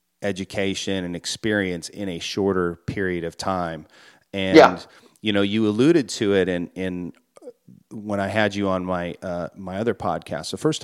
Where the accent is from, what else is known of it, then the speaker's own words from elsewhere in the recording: Minnesota, United States; moved away; also born or lived in Santa Cruz, California; growing up in Minnesota.